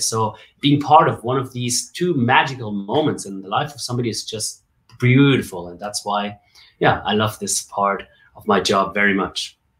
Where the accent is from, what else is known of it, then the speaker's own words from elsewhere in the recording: Bavaria, Germany; moved away as an adult; now in Dubai, United Arab Emirates; So I grew up in Germany, right? Born and raised in Germany, and I I had a really good time in Bavaria